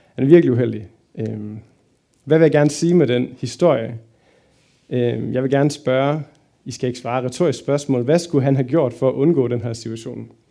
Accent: Fredericia, Southern Denmark, Denmark; now in Aarhus, Denmark; Bor i Aarhus, kommer egentlig fra Fredericia

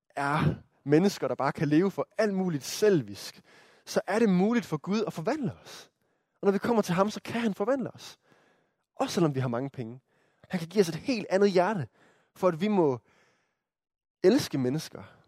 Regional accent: Denmark; som danskere

